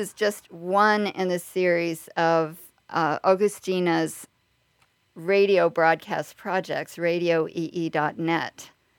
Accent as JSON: {"language": "English", "region": "Texas", "country": "United States", "said": "I'm a Texan?"}